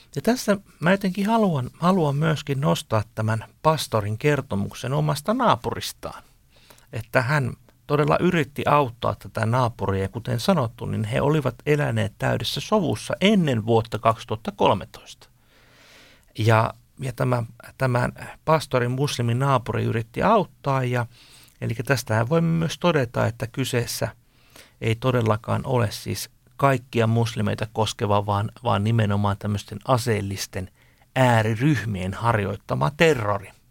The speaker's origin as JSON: {"language": "Finnish", "country": "Finland", "said": "meiltä suomalaisilta"}